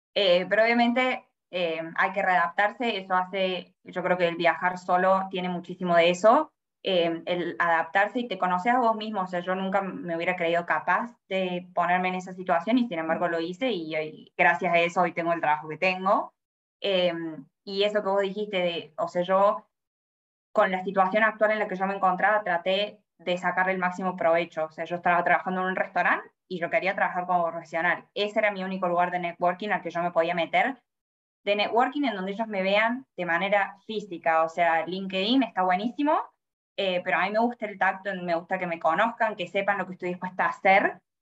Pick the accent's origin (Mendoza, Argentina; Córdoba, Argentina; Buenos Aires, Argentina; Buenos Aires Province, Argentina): Córdoba, Argentina; moved away as an adult; also born or lived in Sydney, Australia; now in Melbourne, Australia; yo tengo 26 años, soy de Córdoba, Argentina